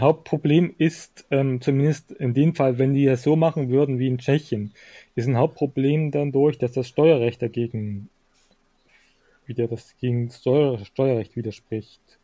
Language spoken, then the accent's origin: German; Thuringia, Germany; bei uns in Thüringen